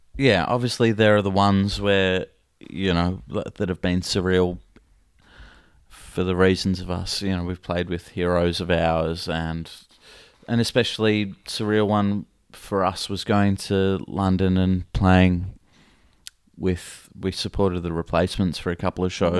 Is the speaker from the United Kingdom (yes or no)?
no; Australia; a kid growing up in Australia